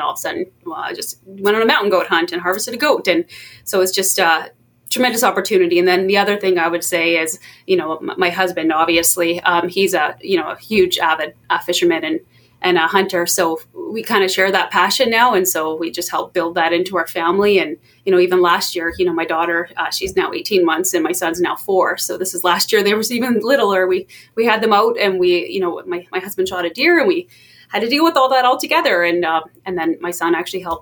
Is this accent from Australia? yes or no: no; Fort Nelson, British Columbia, Canada; I grew up in Fort Nelson, which is a pretty, you know, outdoor oriented northern community